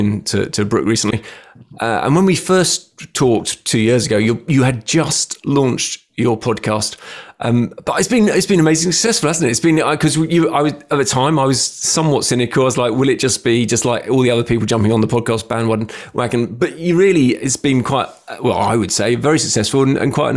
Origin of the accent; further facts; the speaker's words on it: England, United Kingdom; accent: English; my funny English accent